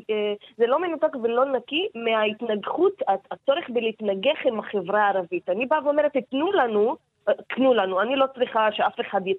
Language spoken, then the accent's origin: Hebrew; Palestine; Hebrew is a second language; אני אישה, ערבייה, פלסטינית, אה, להט"בית.